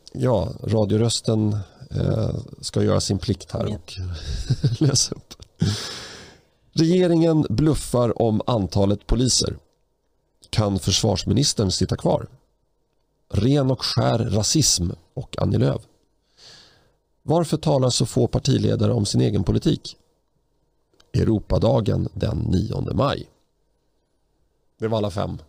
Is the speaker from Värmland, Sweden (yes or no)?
no; Stockholm, Stockholm County, Sweden; den port där jag växte upp. Jag bodde där mellan 1983 och 2008 på den lilla trivsamma gatan Erik Dahlbergs allén